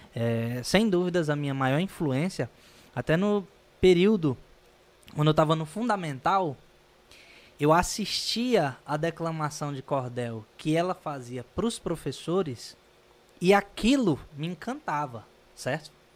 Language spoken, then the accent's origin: Portuguese; Northeast Region, Brazil; sendo eu, brasileiro, e sendo nordestino